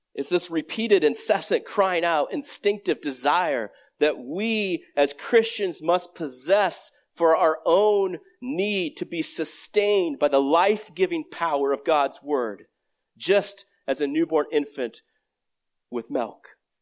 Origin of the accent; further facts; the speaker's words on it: Iowa, United States; I grew up in Iowa